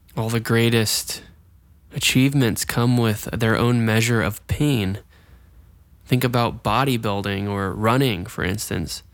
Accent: Jacksonville, Florida, United States; I'm actually from Jacksonville, Florida

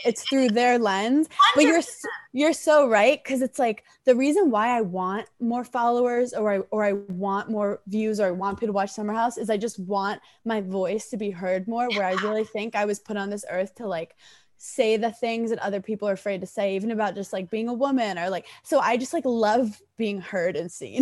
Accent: New York City, New York, United States; growing up in Brooklyn

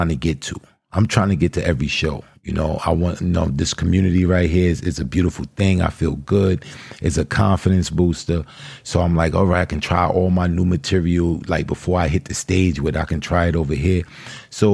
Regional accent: New York, United States; accent: New York; we're both from New York. So we both share that New York accent, that New York vernacular.

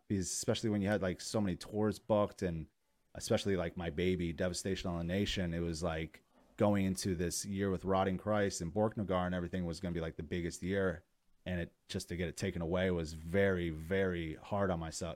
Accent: Poughkeepsie, New York, United States; where I grew up in Poughkeepsie, New York

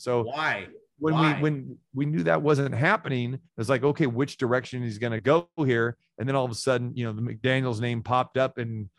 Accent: Sacramento, California, United States; moved away; also born or lived in Green Bay; we had a Northern California connection. I was from Sacramento.

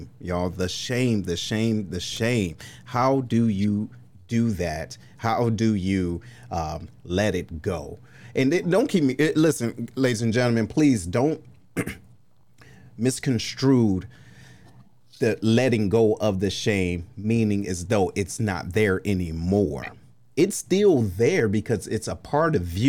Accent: Detroit, Michigan, United States; being from Detroit

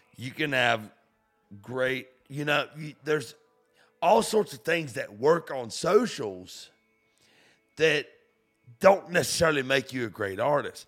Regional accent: St. Augustine, Florida, United States; moved away as an adult; now in Nashville, United States; I'm from Florida. Where I come from is Saint Augustine, Florida

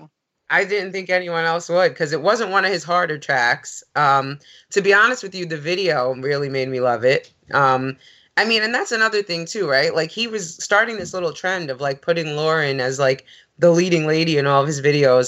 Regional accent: New York, United States; growing up in New York

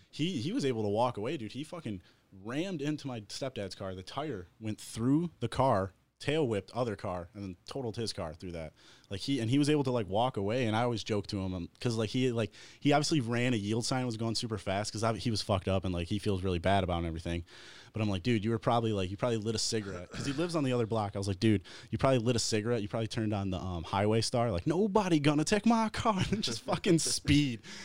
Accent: Wyandotte, Michigan, United States; from my hometown

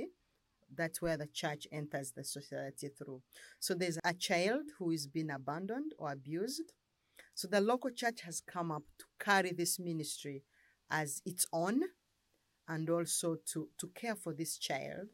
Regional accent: Uganda; I come from Uganda. I live in Kampala

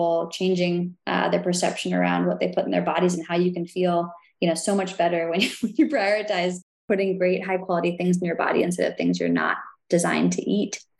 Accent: Willits, California, United States; I grew up on an organic farm, 40 acres, Northern California

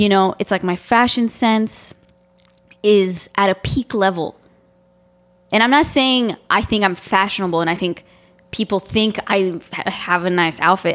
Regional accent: Romania; moved away; I'm Romanian and I grew up in Romania.

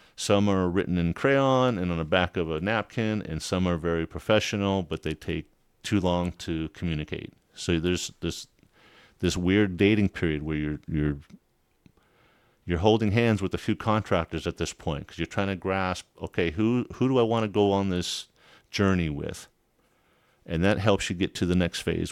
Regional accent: a small town south of Los Angeles, California, United States; When I grew up in California, in Los Angeles, a small town south of Los Angeles.

